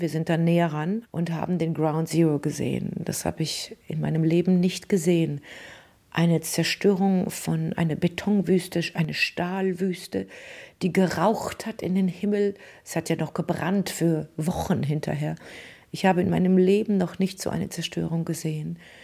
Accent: Germany; moved away as an adult; also born or lived in Paris; diesem Deutschland, in, den, in das ich hineingeboren

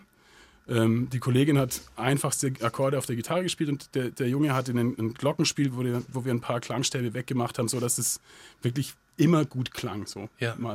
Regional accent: Southern Germany, Germany; Also es ist ja ein katholischer Gottesdienst und ich bin als Protestantenkind in Süddeutschland groß geworden.

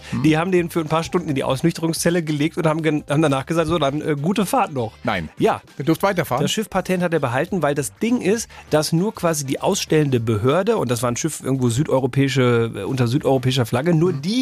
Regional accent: North Rhine-Westphalia, Germany; moved away

